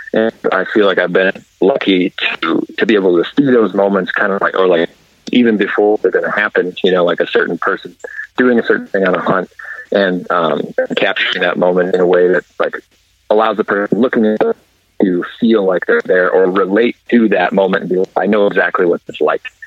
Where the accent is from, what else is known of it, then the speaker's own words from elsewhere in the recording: South Dakota, United States; moved away as an adult; also born or lived in Fargo, North Dakota; I grew up in South Dakota